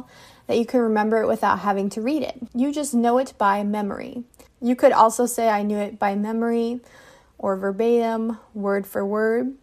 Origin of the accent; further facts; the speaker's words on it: United States; I am an English teacher from the United States